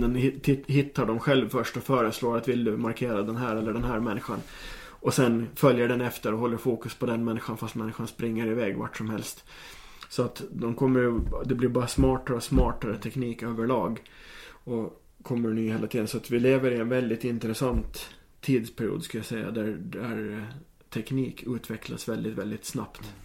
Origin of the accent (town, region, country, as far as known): Åland Islands